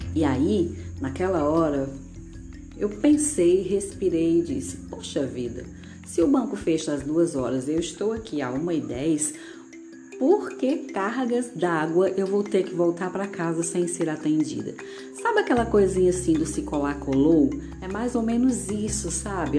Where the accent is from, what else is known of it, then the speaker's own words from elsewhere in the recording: Ceará, Brazil; cearense completamente apaixonada pela minha terrinha, minha terra do sol